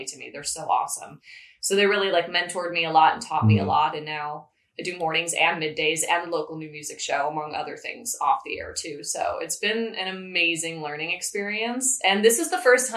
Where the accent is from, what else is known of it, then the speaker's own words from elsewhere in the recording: Chicago suburbs, Illinois, United States; now in Central Valley, United States; I'm from the Chicago suburbs